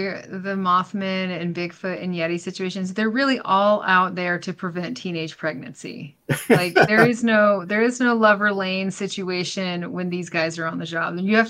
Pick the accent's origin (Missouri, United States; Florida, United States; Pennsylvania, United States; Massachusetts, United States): Florida, United States; I'm from Florida